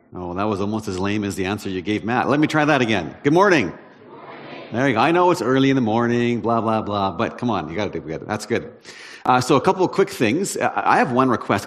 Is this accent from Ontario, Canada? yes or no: no; Prince George, British Columbia, Canada; I'm from Prince George